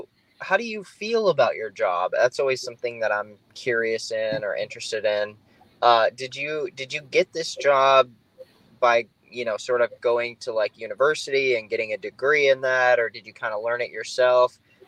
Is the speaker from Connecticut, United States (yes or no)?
no; South Dakota, United States; now in Phoenix, United States; I'm from South Dakota. My wife's from North Dakota. Love the Dakotas.